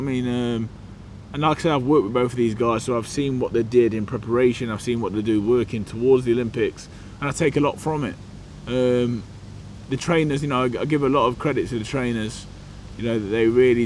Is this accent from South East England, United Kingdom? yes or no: no; Burton-on-Trent, West Midlands, United Kingdom; I grew up in the middle of the country, small town called Burton-on-Trent, brewing town